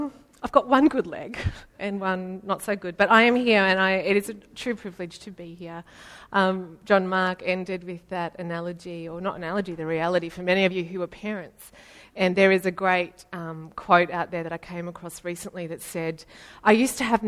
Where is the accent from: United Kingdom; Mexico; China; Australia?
Australia; Ballarat, Victoria; I'm from Ballarat.